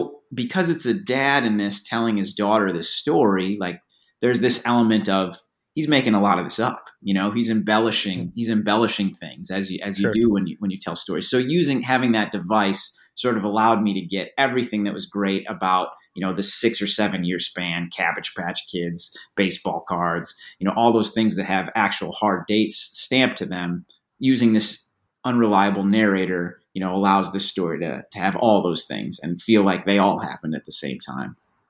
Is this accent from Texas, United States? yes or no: no; Chicago, Illinois, United States; You know, I'm from Chicago. … I was exactly the same age.